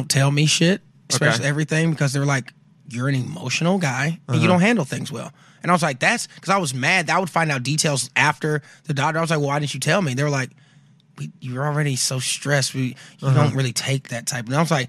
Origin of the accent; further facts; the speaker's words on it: the South, United States; You know, I'm from the South.